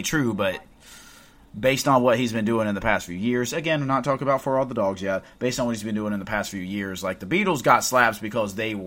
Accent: North Carolina, United States; we're from North Carolina

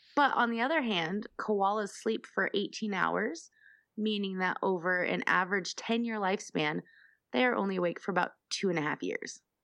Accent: Denver, Colorado, United States; I'm from Denver, the craft beer capital of the world

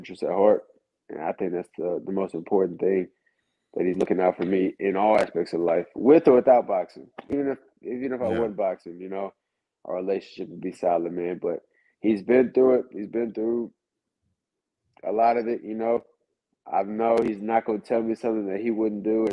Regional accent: Killeen, Texas, United States; moved away as an adult; also born or lived in Houston, Texas; I grew up in a little small town in Killeen, Texas

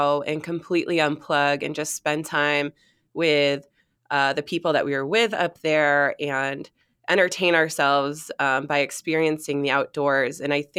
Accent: Maine, United States; both growing up in Maine

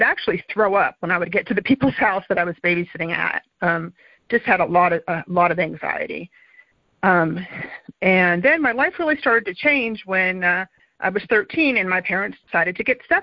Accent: Miami, Florida, United States; I grew up in Miami in the 70s

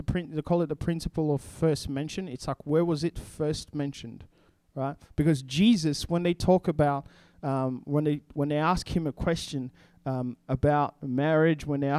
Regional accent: DR Congo; English is a second language; So if I come from the Congo and I grew up in a completely different culture. I already spoke two languages by the time I was 12. And so when we're talking, I had to learn how to think in English

